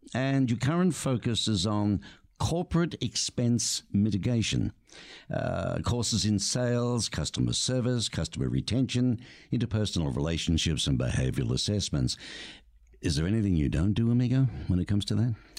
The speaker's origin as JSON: {"language": "English", "country": "Australia", "tie": "born or raised there", "moved": "yes", "lives_now": "Tucson, United States", "said": "growing up in Australia where really you only got the snow if you went up looking to ski at a resort"}